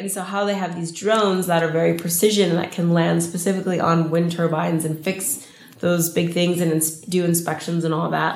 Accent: Los Angeles, California, United States; I'm from

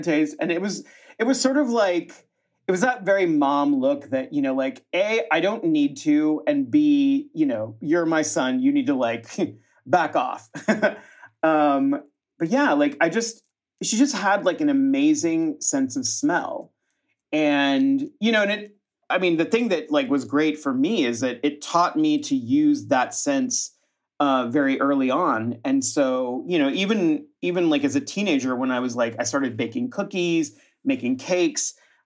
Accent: Austin, Texas, United States; I was born in Austin, Texas, as were most of my family. My grandparents are actually from northern Mexico, from Torreon and Monterrey, but my family settled in central Texas in Austin

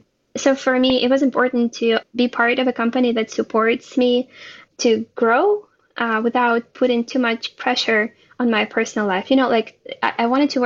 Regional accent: Ukraine; born or raised there; now in Israel

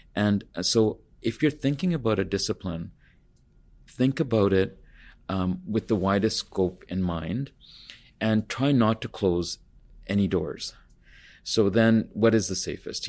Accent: Kitimat, British Columbia, Canada; also born or lived in India / Terrace, British Columbia; I grew up in northern B C, so my earliest memories are of being in Kitimat. I was born in India

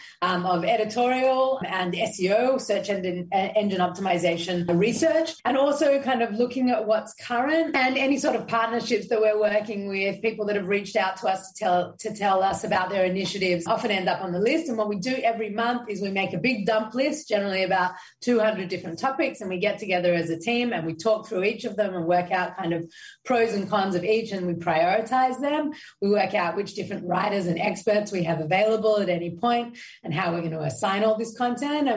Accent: Sydney, New South Wales, Australia; now in Israel; growing up as a Jew in Australia, I felt like an other, like you're saying. And then I moved over to Israel. I'm like, okay, well, now I'm an Australian living in Israel

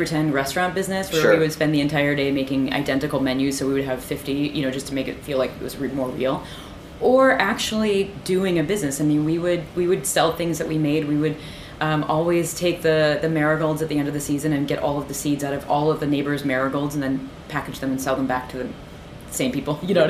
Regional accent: Midwest, United States; And I grew up in the Midwest, which means we eat dessert before dinner.

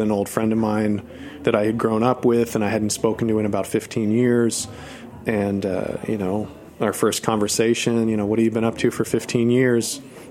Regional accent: New Jersey, United States; moved away as an adult; also born or lived in New York City, United States; now in Los Angeles, United States; I had lived in, I grew up in New Jersey, and I had lived in New York for, most of my adult life, about 18 years.

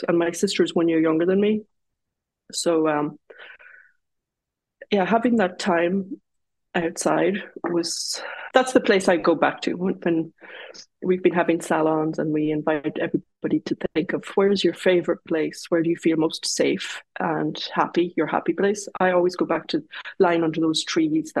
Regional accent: Longford, Leinster, Ireland; moved away as an adult; also born or lived in Dublin, Ireland / Louth, Ireland; now in New York City, United States; We moved to Longford, right in the middle of Ireland, as soon as I was born. So that, and we were there until I was 10.

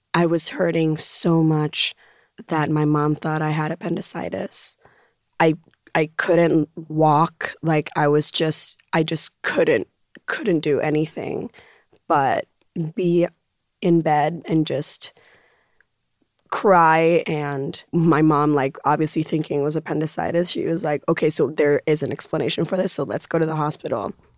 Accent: Puerto Rico; growing up in Puerto Rico were Sundays in which my mom would have us go to the beach

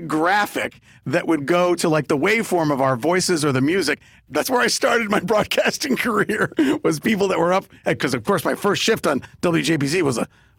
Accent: New York, United States; I grew up in New York

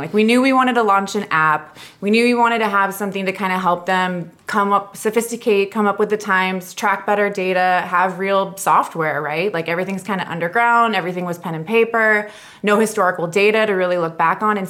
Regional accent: San Diego, California, United States; growing up in San Diego, I was very much in that kind of SoCal cannabis culture

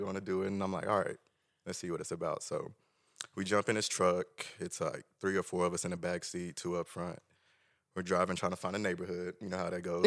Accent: Tulsa, Oklahoma, United States; Tulsa Union. I'm originally from Tulsa.

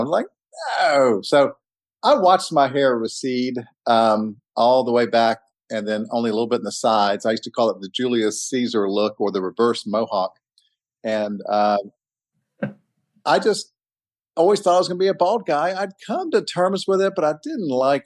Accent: Atlanta, Georgia, United States; I grew up in Atlanta and went to schools there

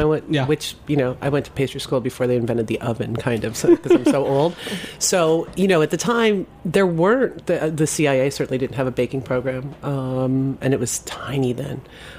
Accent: Scranton, Pennsylvania, United States; I grew up outside of Scranton, Pennsylvania.

